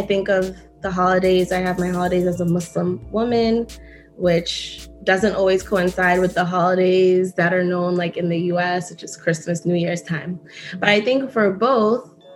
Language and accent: English; United States; also born or lived in Kenya / Botswana; and then the US up until now